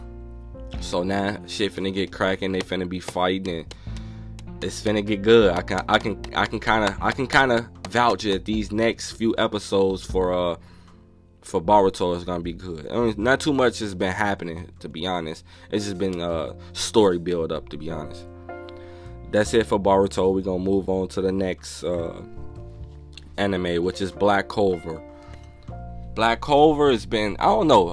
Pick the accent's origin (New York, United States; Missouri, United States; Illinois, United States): Illinois, United States; Chicago; I'm from Chicago